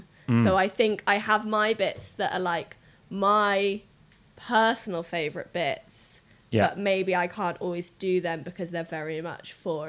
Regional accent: England, United Kingdom; accent: middle class; I'm English.

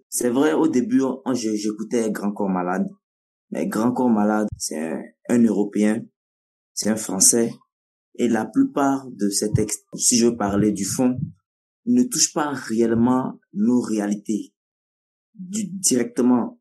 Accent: Kara, Kara Region, Togo; first language Nawdm; French is a second language; chez nous à Kara

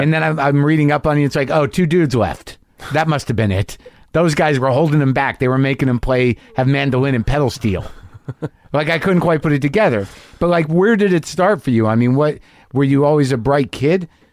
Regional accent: New Mexico, United States; I grew up in New Mexico

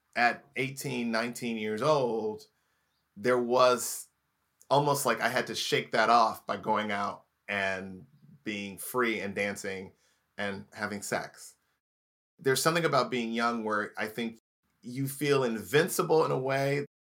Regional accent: Indianapolis, Indiana, United States; moved away; also born or lived in Los Angeles; grew up in Indiana, Indianapolis, Indiana

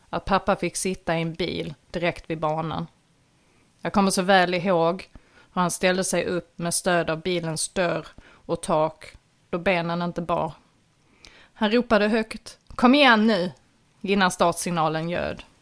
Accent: Skåne, Sweden; Född och uppvuxen i Platta Skåne med höjdrädsla fick jag snabbt lära mig att hoppa i både uppför och nedförsbackar

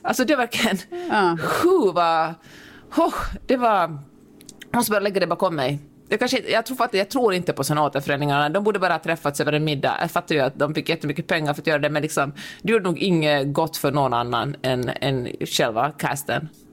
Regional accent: Finland; accent: Finland-Swedish; first language Swedish; Min finlandssvenska sitter så, så tungt nere i min själ

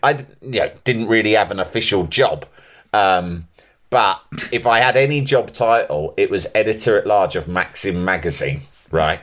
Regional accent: London, United Kingdom; born or raised there; accent: English

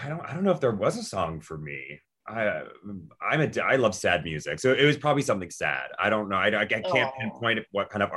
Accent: Vancouver, British Columbia, Canada; also born or lived in Atlanta; now in New York City, United States; I moved from Vancouver, that's where I grew up, to Atlanta to dance at the Atlanta Ballet for a number of years. And then moved to New York.

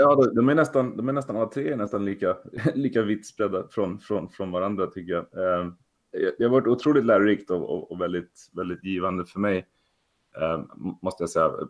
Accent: Sweden; moved away as an adult; also born or lived in Stockholm area / US east coast; now in San Francisco, United States; som många svenskar att, att man tyckte det var lite spännande med datorer när man var liten

